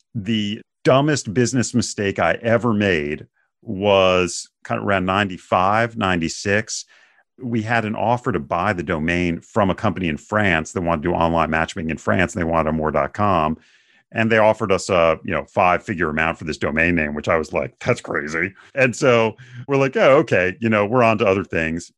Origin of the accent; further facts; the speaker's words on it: Bethesda, Maryland, United States; also born or lived in New Hampshire; now in Houston, United States; I actually grew up in the suburbs of Washington, D C